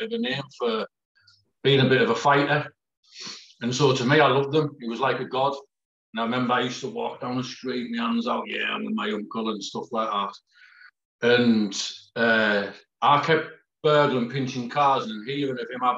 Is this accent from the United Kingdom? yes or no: yes; Peterlee, North East England, United Kingdom; also born or lived in Middlesbrough; I was born in Middlesbrough, but my mum had to flee from Middlesbrough for me dad. And so she ended up in Peak Lee in County Durham. And I sort of grew up there